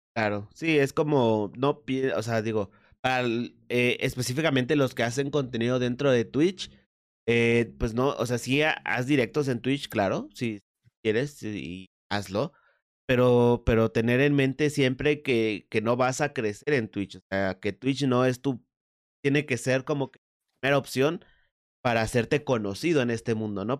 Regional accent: Mexico; aquí en México

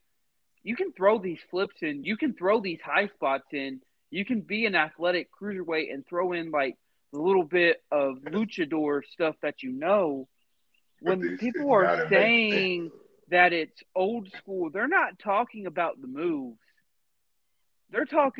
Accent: the South, United States; Growing up in the South

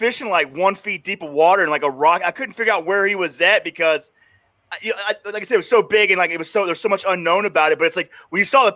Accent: New York, United States; I'm from New York

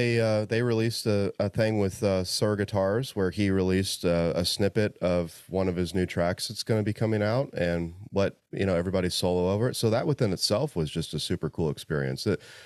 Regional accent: Indiana, United States; one of my most favorite people is in my home state and on the way home to see my parents. So, you know, Indiana.

